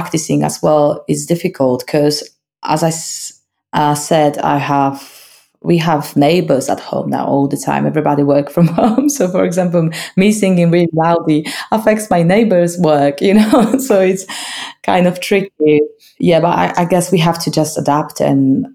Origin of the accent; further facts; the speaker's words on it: Malbork, Pomeranian Voivodeship, Poland; English is a second language; moved away as an adult; also born or lived in Gdańsk; now in Leeds, United Kingdom; I was born in Gdańsk, but I grew up in Malbork, which is 60 kilometers down to south from Gdańsk